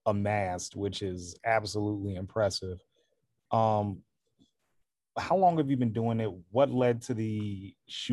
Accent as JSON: {"language": "English", "town": "Chicago", "region": "Illinois", "country": "United States", "tie": "born or raised there", "said": "I'm born and raised in Chicago"}